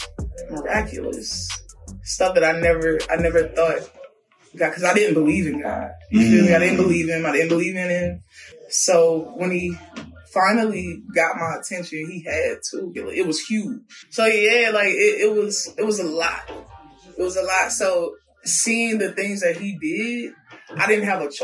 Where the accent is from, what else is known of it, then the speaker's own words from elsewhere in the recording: Louisiana, United States; moved away; also born or lived in Virginia; I'm from Louisiana originally. Moved to VA with my grandmother